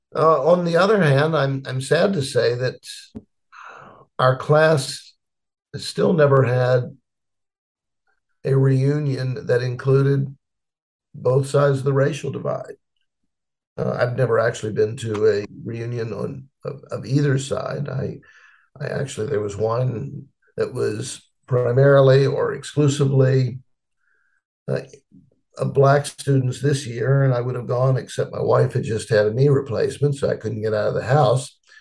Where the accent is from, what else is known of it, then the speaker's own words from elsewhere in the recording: Petersburg, Virginia, United States; I was born in Petersburg, Virginia, which is about 25 miles south of Richmond